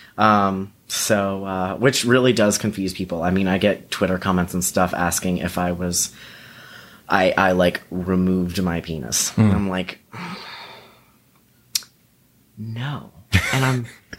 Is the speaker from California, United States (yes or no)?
no; Atlanta, Georgia, United States; also born or lived in Athens, Georgia; Born and raised in Georgia.